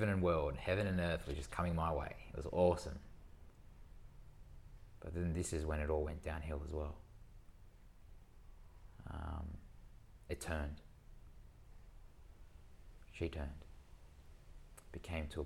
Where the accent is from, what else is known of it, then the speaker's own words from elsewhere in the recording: Sydney, New South Wales, Australia; I was born and raised in Sydney